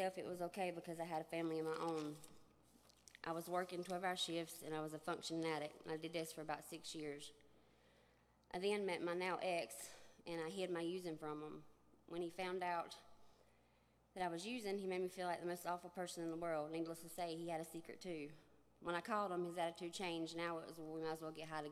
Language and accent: English; Shelby, North Carolina, United States; I'm from Shelby, North Carolina